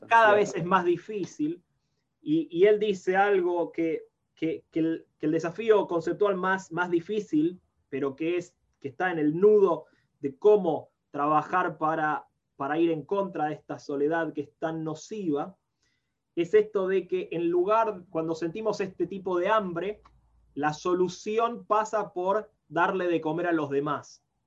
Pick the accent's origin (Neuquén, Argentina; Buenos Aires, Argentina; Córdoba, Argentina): Buenos Aires, Argentina; moved away as an adult; also born or lived in Guadalajara, Mexico; now in Nashville, United States; nací, me crié en Argentina, en Buenos Aires